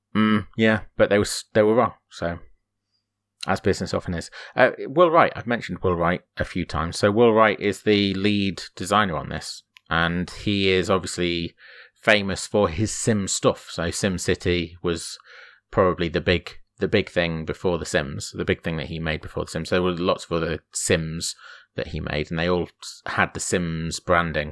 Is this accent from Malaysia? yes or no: no; Grimsby, Yorkshire and the Humber, United Kingdom; a shop that we used to have in Grimsby, i, in my, in my hometown